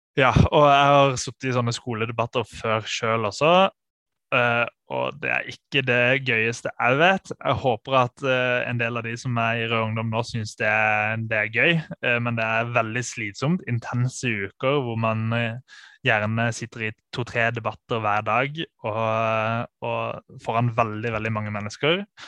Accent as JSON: {"language": "Norwegian", "region": "Sørlandet", "country": "Norway", "said": "Jeg er jo fra Sørlandet"}